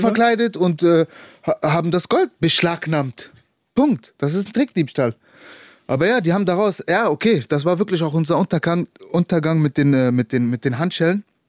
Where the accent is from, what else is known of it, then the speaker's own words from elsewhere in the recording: Germany; ich bin Deutscher